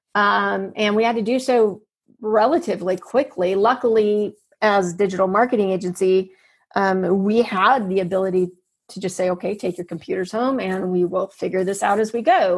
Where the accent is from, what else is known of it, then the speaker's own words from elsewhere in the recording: United States; I'm there as an American